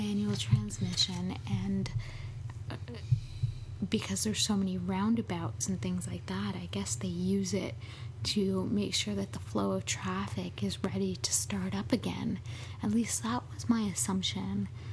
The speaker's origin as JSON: {"language": "English", "town": "Montreal", "region": "Quebec", "country": "Canada", "moved": "yes", "lives_now": "Toronto, Canada", "said": "I'm from Montreal originally"}